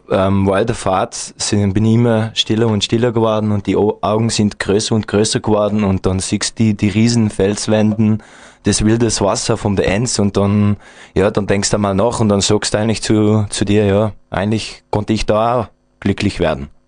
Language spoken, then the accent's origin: German; Belgium; wir sind Belgier, also ich kann auch nicht das Schnitzel kochen wie ein Österreicher, ja.